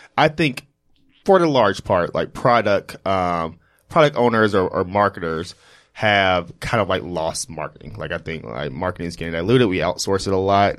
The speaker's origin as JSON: {"language": "English", "town": "Jackson", "region": "Mississippi", "country": "United States", "tie": "born or raised there", "moved": "yes", "lives_now": "New York, United States", "said": "growing up from, like, Jackson"}